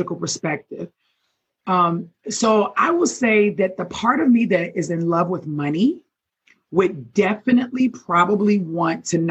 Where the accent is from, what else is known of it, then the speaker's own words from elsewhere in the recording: Baltimore, Maryland, United States; I'm from Baltimore